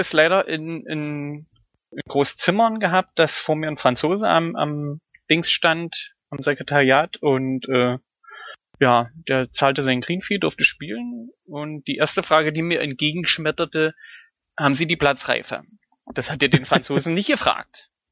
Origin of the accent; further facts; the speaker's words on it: Germany; als Deutscher